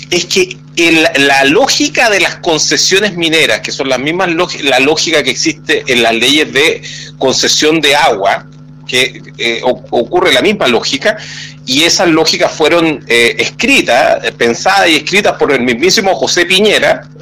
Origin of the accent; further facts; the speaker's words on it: Chile; como chilenos